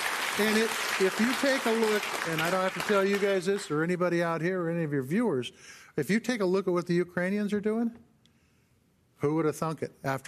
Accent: Montana, United States; I come from Montana

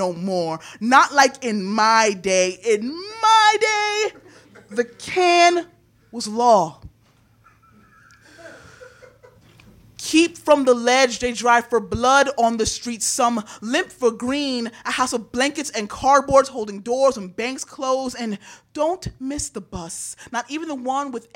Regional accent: New York City, New York, United States; I was born and raised in Brooklyn, New York

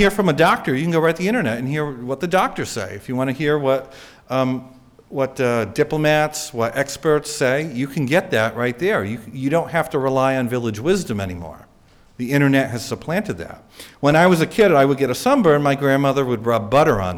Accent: New England, United States; I'm from New England

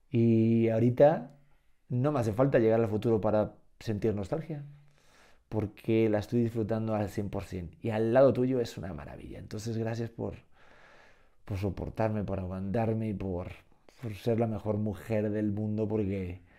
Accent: Yucatán, Mexico; accent: Yucatecan; sí, exacto.

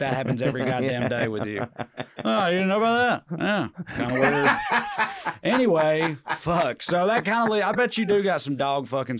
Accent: Selina, Tennessee, United States; Growing up in Salina

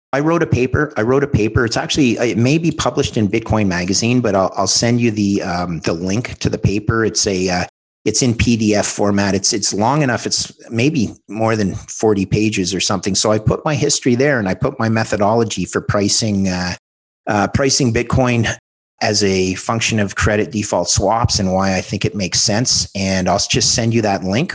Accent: Montreal, Quebec, Canada; my hometown in Montreal

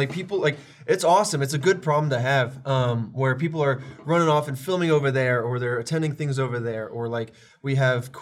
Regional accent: United States; I'm an American

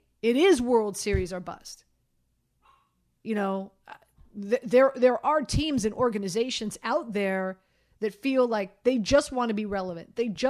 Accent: Miami, Florida, United States; I grew up in Miami.

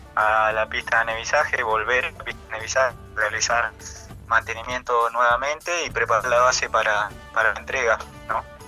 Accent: Chajarí, Entre Ríos, Argentina; yo de Chajarí, Entre Ríos. Nací ahí en la, ciudad de Entre Ríos

